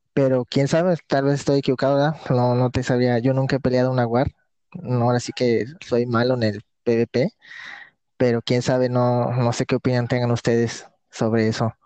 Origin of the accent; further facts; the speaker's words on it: Tampico, Tamaulipas, Mexico; Sí, soy del estado de Tamaulipas, eh, de la ciudad llamada Tampico.